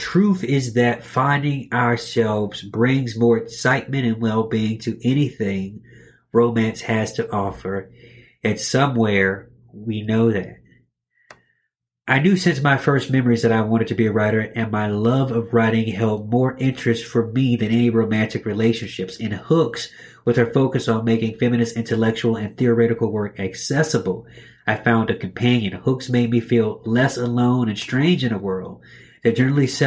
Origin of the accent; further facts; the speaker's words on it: Arkansas, United States; Growing up in Arkansas, I struggled to find writers whose stories reflected the challenges of being a woman in rural America.